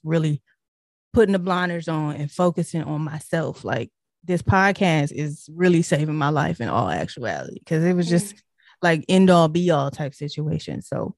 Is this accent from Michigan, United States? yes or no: yes; Detroit, Michigan, United States; Cause I'm originally from Detroit. I was born in Detroit. So yes, Motown, Detroit.